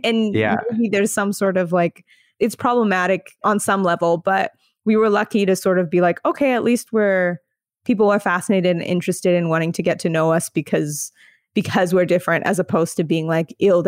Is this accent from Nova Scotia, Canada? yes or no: no; Alberta, Canada; The prairies, I'm like a prairie girl for sure.